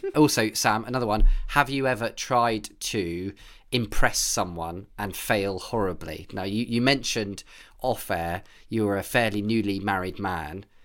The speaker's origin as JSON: {"language": "English", "country": "United Kingdom", "said": "I am British"}